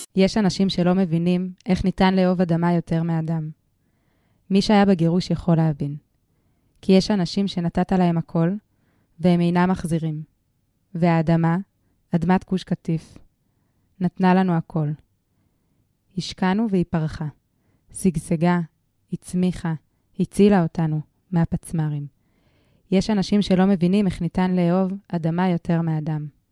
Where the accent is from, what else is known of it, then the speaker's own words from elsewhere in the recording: Tel Aviv, Tel Aviv District, Israel; אני גדלתי בכלל בתל אביב